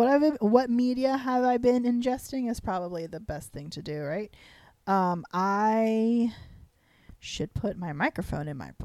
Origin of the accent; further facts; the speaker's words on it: the South, United States; accent: southern; I've been having more of my southern accent lately after moving here, so I think we're going to sound real southern for this.